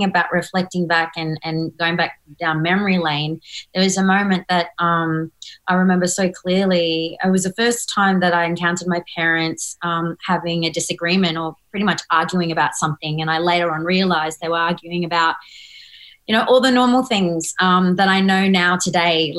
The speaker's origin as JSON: {"language": "English", "region": "Northern Territory", "country": "Australia", "tie": "born or raised there", "said": "I grew up painting in the Northern Territory"}